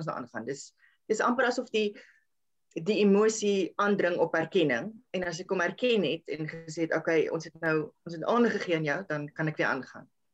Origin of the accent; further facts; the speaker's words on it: South Africa; ek het in Helstrom groot geword